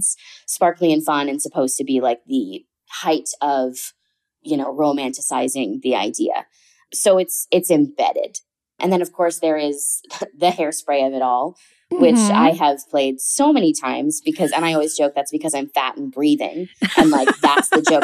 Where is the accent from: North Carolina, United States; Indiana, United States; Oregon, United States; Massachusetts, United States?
Massachusetts, United States; Boston; moved away as an adult; also born or lived in Amherst, Massachusetts; now in New York City, United States; I am 29 and from the Boston area. I started acting really young in that area